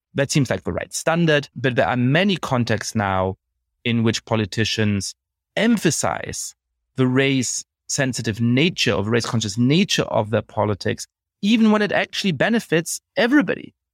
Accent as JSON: {"language": "English", "country": "Germany", "tie": "born or raised there", "moved": "yes", "said": "I grew up in Germany"}